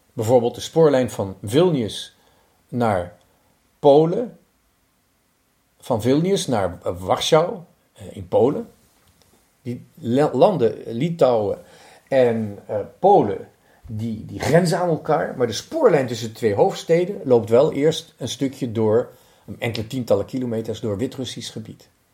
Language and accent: Dutch; Netherlands; moved away; also born or lived in Lithuania; Ik ben Hollander